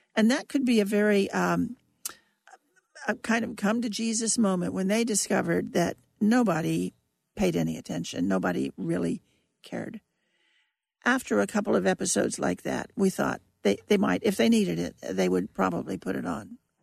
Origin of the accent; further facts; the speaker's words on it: Kansas, United States; moved away as an adult; also born or lived in Germany / Washington, D.C.; I was from Kansas